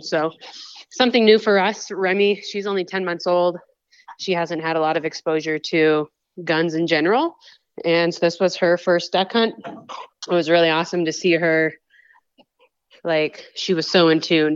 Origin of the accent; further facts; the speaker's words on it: Washington, United States; now in Colorado, United States; grew up in Washington State. I grew up in a hunting family